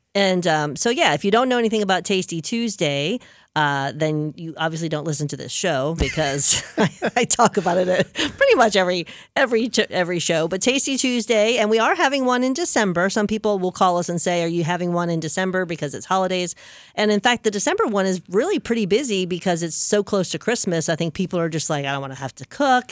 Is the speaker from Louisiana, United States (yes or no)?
yes; New Orleans, Louisiana, United States; moved away; I am from New Orleans